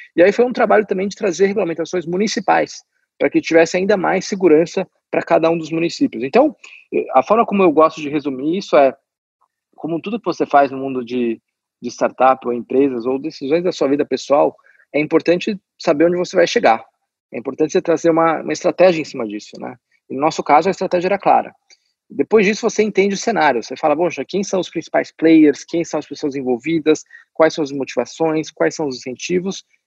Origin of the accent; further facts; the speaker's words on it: Brazil; eu sou brasileiro